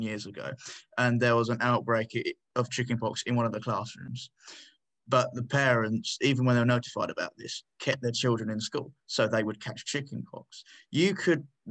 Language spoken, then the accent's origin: English; near Peterborough, East of England, United Kingdom; Peterborough, close to my hometown